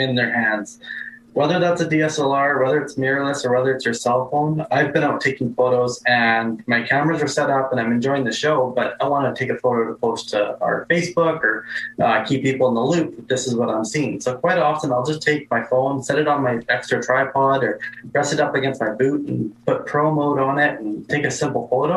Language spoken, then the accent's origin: English; Brandon, Manitoba, Canada; in Brandon, like my hometown